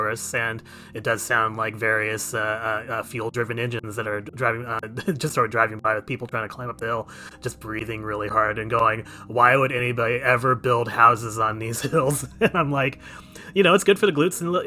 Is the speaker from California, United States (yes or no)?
yes; San Francisco, California, United States; I am from the West Coast